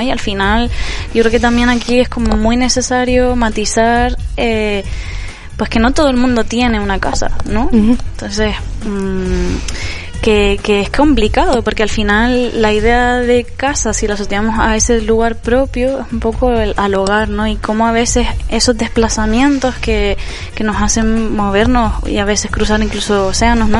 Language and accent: Spanish; Canary Islands, Spain; moved away; yo al ser canario